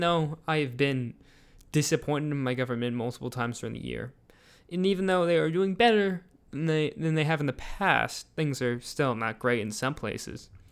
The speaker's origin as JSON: {"language": "English", "country": "United States", "said": "as an American"}